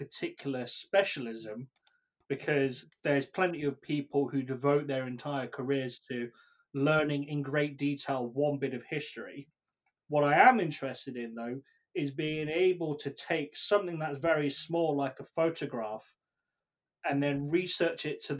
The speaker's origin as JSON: {"language": "English", "country": "United Kingdom", "accent": "British", "said": "probably tell by my accent, I'm British"}